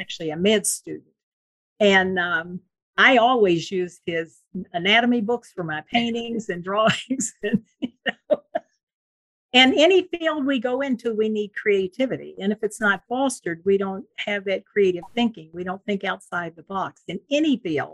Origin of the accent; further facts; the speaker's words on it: Huntington, West Virginia, United States; now in Victorville, United States; I grew up in Huntington, West Virginia